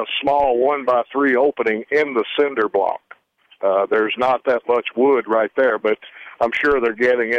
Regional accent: Memphis, Tennessee, United States; now in South Dakota, United States; I'm from Memphis originally

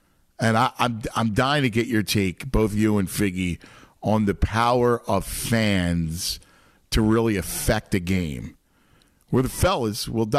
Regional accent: Philadelphia, Pennsylvania, United States; it's my hometown, so yeah, I grew up there and I love it and it's part of who I am.

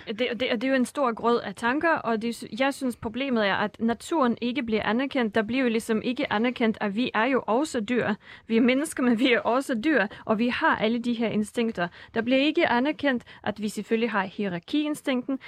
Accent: Russia; now in Denmark; Rusland, hvor jeg kommer fra

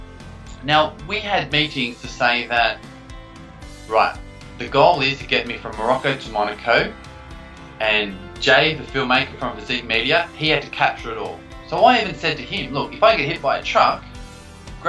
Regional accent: Australia; growing up in Australia.

